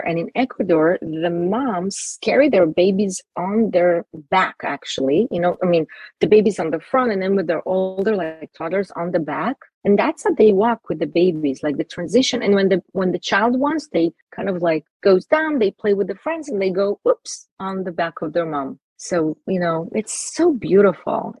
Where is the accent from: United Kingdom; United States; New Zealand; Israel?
Israel; Jerusalem, Jerusalem District; I grew up in Israel, Jerusalem